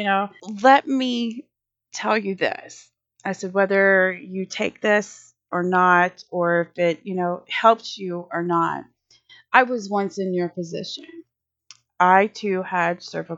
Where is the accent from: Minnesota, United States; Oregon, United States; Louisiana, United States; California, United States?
Louisiana, United States; now in Texas, United States; I'm here in Texas and I'm from Louisiana